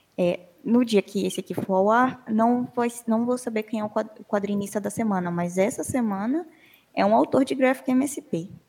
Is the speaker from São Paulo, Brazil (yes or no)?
yes; São Paulo, Brazil; moved away as an adult; also born or lived in Minas Gerais / Rio de Janeiro; Eu nasci em Minas, eu cresci em São Paulo, mas em 2015 eu passei na UFRJ e fui morar no Rio